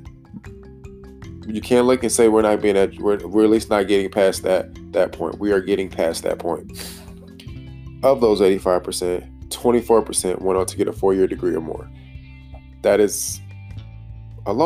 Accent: Detroit, Michigan, United States; I grew up in Detroit

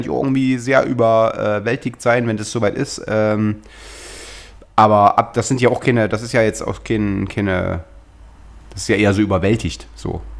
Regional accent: East Germany, Germany; now in West Germany; ich habe mir als Ossi genug blöde Sprüche. Ich bin jetzt seit. Äh, also wir ja zehn Jahre sozusagen in Westdeutschland

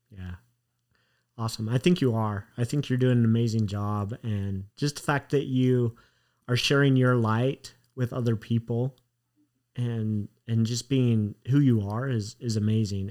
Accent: Utah, United States; I grew up in Utah

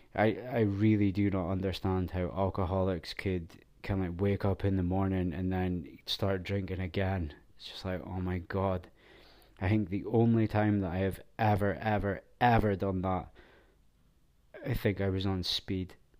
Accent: Scotland, United Kingdom; Being Scottish, we're just not built for the heat because it's so cold

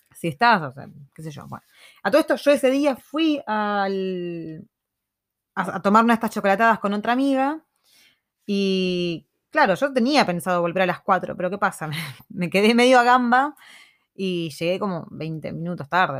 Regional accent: Argentina; moved away

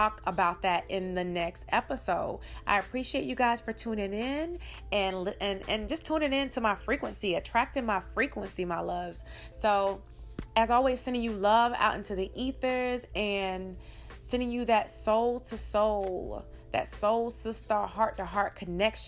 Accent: Georgia, United States; we're both from Georgia

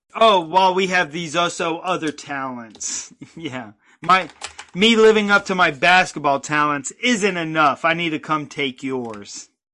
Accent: North Carolina, United States; also born or lived in New York; I was born in New York. Moved to North Carolina when I was five.

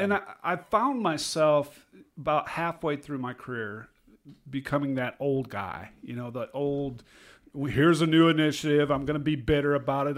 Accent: Iowa, United States; I'm from Iowa

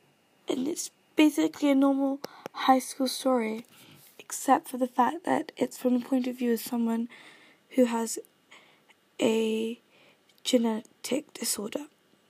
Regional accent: Kenya; accent: British; Like, for mine, I'm from Kenya, yet I sound British.

